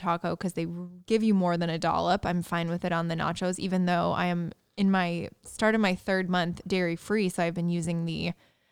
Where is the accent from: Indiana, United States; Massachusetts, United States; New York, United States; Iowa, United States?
Indiana, United States; moved away; Growing up in Indiana